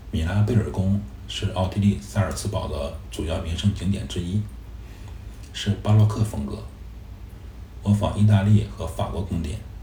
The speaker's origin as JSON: {"language": "Chinese", "region": "Beijing", "country": "China", "said": "我们是从北京来"}